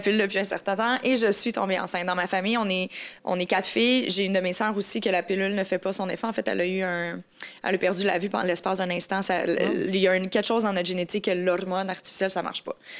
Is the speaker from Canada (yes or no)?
yes; Canada; chez nous au Canada